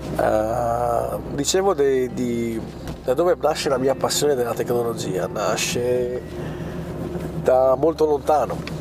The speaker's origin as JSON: {"language": "Italian", "town": "Bolzano", "region": "Trentino-Alto Adige", "country": "Italy", "said": "sono di Bolzano"}